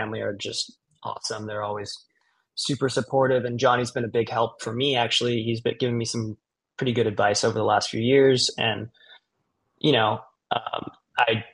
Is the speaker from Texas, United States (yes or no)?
no; Kauai, Hawaii, United States; moved away as an adult; now in California, United States; I grew up, you know, on the south side of Kauai.